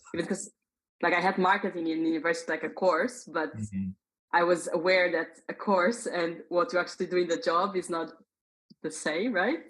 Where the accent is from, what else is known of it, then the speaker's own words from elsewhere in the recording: Portugal; moved away as an adult; now in Dublin, Ireland; So I was born in Portugal. Hmm. That that's where I come from.